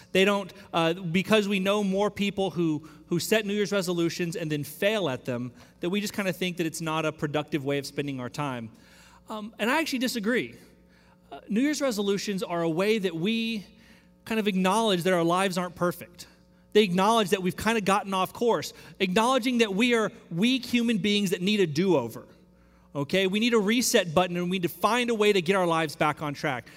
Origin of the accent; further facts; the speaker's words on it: Central Texas, United States; now in Houston, United States; I grew up in Central Texas